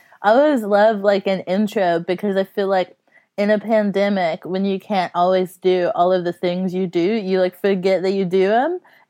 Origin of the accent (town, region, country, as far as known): Texas, United States; now in London, United Kingdom